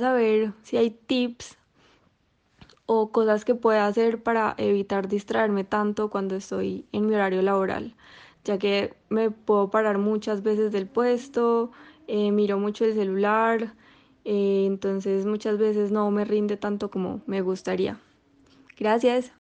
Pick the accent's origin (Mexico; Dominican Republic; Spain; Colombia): Colombia; Medellín, Antioquia; soy de Medellín